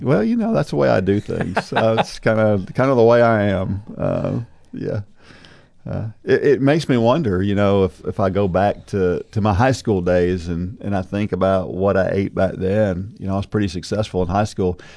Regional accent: New Jersey, United States; moved away; I was born in New Jersey.

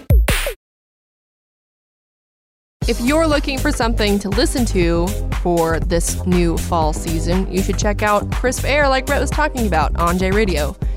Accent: Tennessee, United States; born or raised there; also born or lived in Alabama

